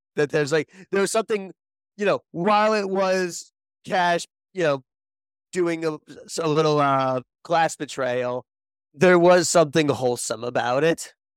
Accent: Connecticut, United States; I grew up in Connecticut

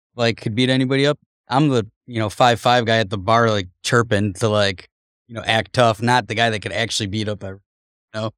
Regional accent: Cleveland, Ohio, United States; I grew up in Cleveland. We were poor

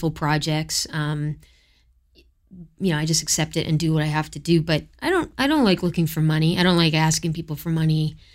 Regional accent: Florida, United States; born there; U.S. citizenship because I was born in Florida.

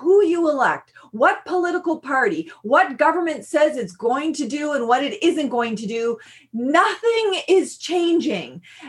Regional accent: Eel River Bar First Nation, New Brunswick, Canada; I'm from the Sovereign Mi'kmaq Nation on unceded Mi'kma'ki territory at Eel River Bar First Nation.

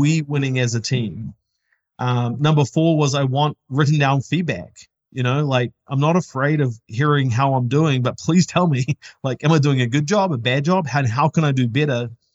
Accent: New Zealand; now in United States; we're not from the States, we're from New Zealand

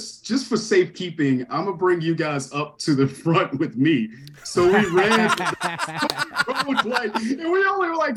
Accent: Savannah, Georgia, United States; now in Chicago, United States; I went to Savannah, Georgia. So I'm originally from Savannah.

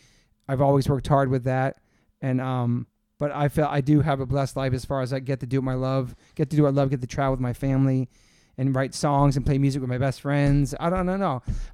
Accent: Newport, Rhode Island, United States; also born or lived in Southern Maryland; now in New York, United States; I moved to New York from Southern Maryland. I'd gone to shows in Washington, D.C., and saw some of the greatest concerts. And before that, lived in Newport, Rhode Island, where I grew up

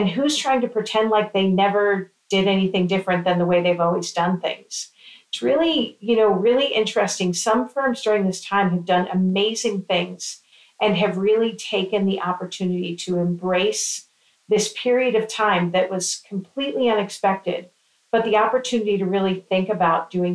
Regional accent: Florida, United States; I'm from Florida.

